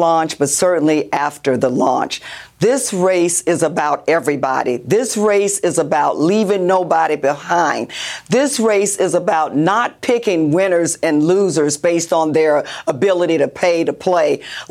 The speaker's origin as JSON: {"language": "English", "region": "Florida", "country": "United States", "tie": "born or raised there", "said": "Florida is my home state. It is where I was born and raised"}